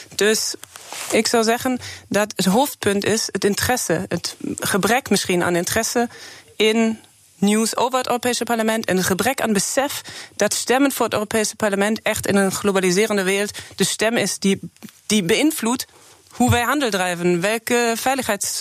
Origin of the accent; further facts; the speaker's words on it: Germany; Dutch is a second language; moved away as an adult; now in Netherlands; Ik ben geboren in Duitsland